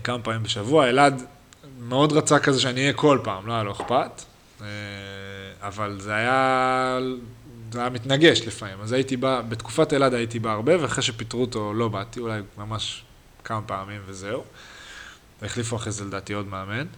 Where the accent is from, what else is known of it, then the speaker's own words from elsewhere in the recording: Haifa, Haifa District, Israel; moved away; אנחנו גדלנו בתור ילדים, על מגילאי שתים עשרה שלנו, פחות או יותר, עד שמונה עשרה, הפועל חיפה בוגרים בכלל לא היה